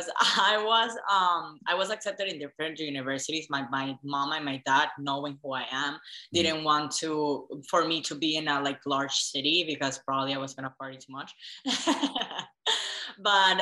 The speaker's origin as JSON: {"language": "English", "country": "Venezuela", "also_born_or_lived": "Dallas", "moved": "yes", "said": "I'm originally from Venezuela"}